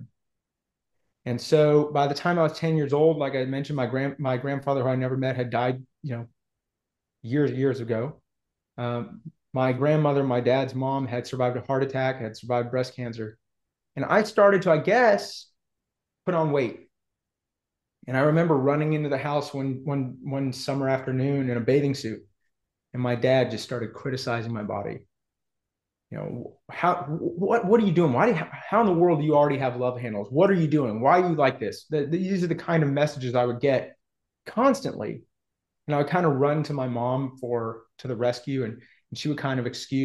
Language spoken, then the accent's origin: English; Houston, Texas, United States; also born or lived in Austin, Texas; I was born in Texas in 1982. I am a sixth or seventh generation Houstonian. So I grew up both Texan and Jewish